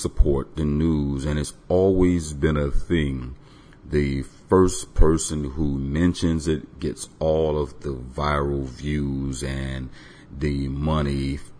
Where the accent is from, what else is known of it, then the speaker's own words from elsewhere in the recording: Tampa, Florida, United States; I was born in Tampa